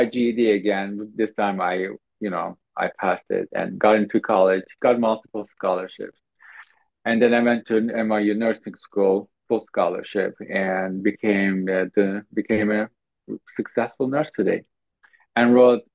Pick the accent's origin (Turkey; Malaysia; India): Turkey; English is a second language; moved away as an adult; now in United States; I was born and raised in Turkey in a very, very, very small town